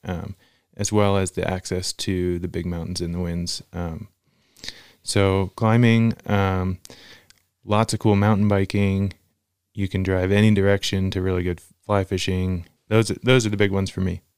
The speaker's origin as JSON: {"language": "English", "region": "Central Virginia", "country": "United States", "tie": "born or raised there", "moved": "as an adult", "lives_now": "Lander, United States", "said": "I grew up in Virginia, Central Virginia, and moved to Lander right after finishing school"}